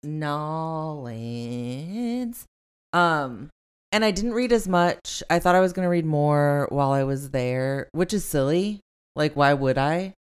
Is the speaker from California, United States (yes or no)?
yes; Long Beach, California, United States; I'm from Long Beach